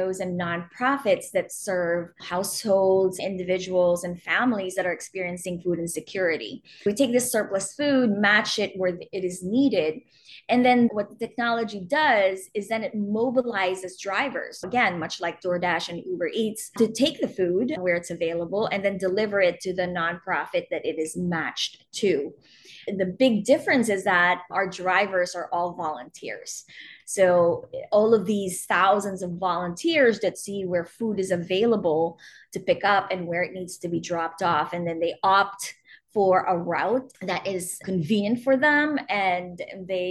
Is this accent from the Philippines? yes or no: yes; Philippines; moved away as an adult; also born or lived in New York; now in Pittsburgh, United States; I grew up in the Philippines and was there until my early 20s